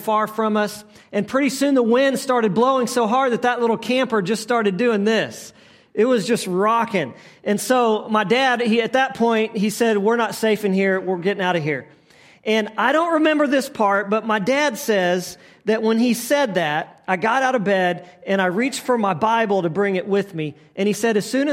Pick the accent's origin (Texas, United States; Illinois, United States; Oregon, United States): Texas, United States; moved away; I grew up in Texas, probably three and a half hours from the coast